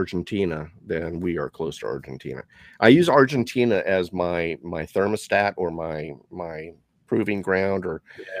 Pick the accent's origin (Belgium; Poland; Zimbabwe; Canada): Canada; But being Canadian, you are part of the Commonwealth.